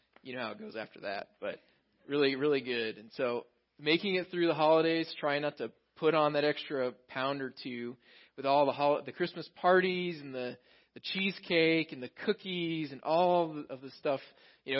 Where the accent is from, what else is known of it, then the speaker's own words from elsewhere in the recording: Texas, United States; moved away; I grew up in Texas